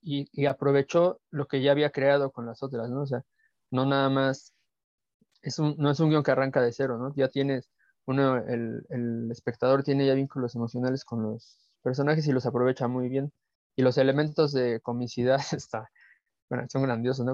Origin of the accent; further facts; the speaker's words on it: Mexico; a nosotros como mexicanos